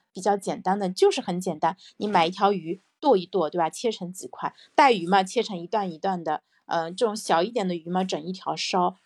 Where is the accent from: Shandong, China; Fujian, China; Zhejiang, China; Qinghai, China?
Zhejiang, China; Taizhou; moved away as an adult; 那我现在人就在台州啊，因为我是土，生土长的台州人，在台州一直成长到，呃，十八岁上大学